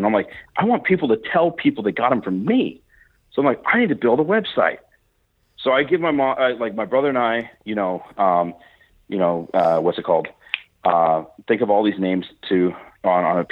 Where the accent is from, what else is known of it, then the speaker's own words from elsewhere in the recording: Fresno, California, United States; moved away; also born or lived in Canada; I was born and raised in Fresno